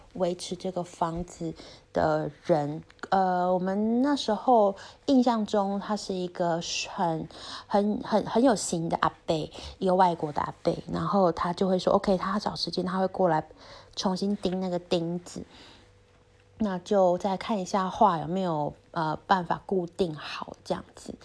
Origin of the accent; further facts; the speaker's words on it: Taiwan; moved away; 我是台湾人